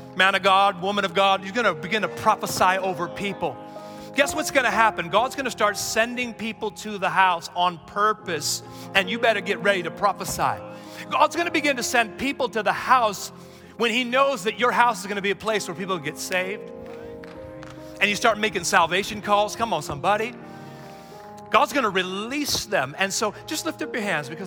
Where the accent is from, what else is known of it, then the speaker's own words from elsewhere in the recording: United States; we're too American